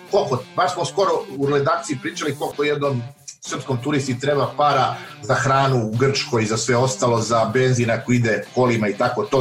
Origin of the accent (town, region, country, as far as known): Serbia